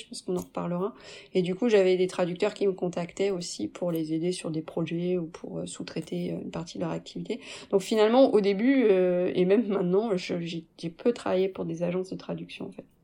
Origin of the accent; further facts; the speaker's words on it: France; also born or lived in Canada; now in Belgium; j'étais l'employée euh, française